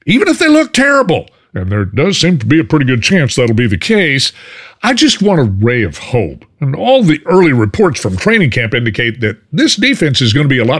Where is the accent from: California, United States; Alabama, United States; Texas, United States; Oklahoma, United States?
Texas, United States; Fort Worth; now in Houston, United States; being a Fort Worth boy, I grew up a Cowboys fan. Yeah, I know. But what do you expect? I was born and reared in the Metroplex